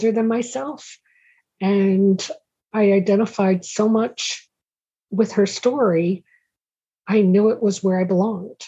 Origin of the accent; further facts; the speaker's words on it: Stamford, Connecticut, United States; I was born and raised in Stamford, Connecticut